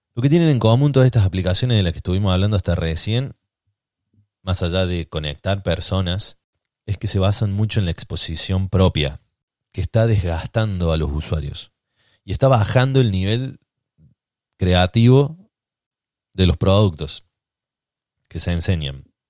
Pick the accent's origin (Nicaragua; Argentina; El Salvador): Argentina